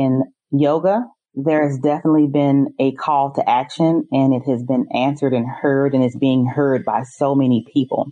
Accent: St. Louis, Missouri, United States; I'm from St. Louis, Missouri

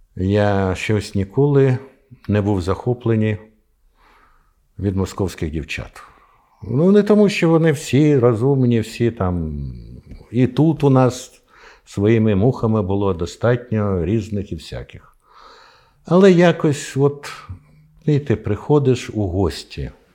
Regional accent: Ukraine; я з України

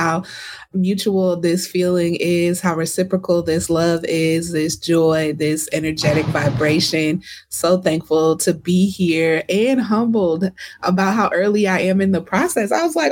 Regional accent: Milwaukee, Wisconsin, United States; moved away; I'm proudly from Milwaukee

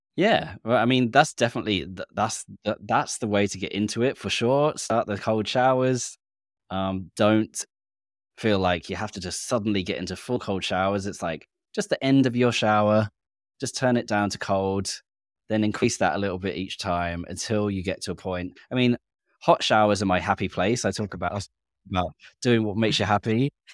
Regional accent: England, United Kingdom; now in Australia; being English, British

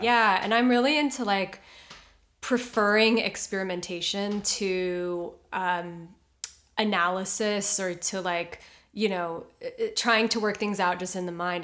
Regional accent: Honolulu, Hawaii, United States; moved away as an adult; also born or lived in New York; now in Los Angeles, United States; I'm from Honolulu, Hawaii

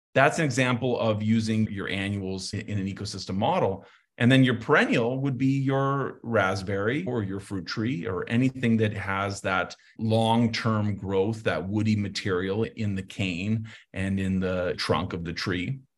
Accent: Santa Fe, New Mexico, United States; moved away; I grew up in Santa Fe

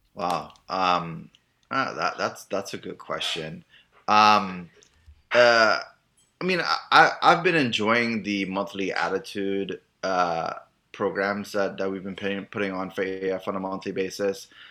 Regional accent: Trinidad & Tobago; moved away as an adult; also born or lived in Miami; now in United States; I'm originally from Trinidad

